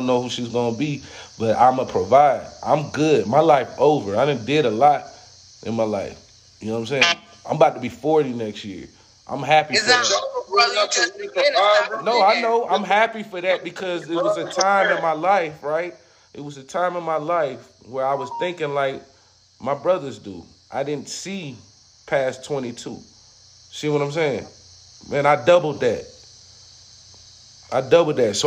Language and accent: English; California, United States; now in Charlotte, United States; I'm all the way in Charlotte. I'm from California.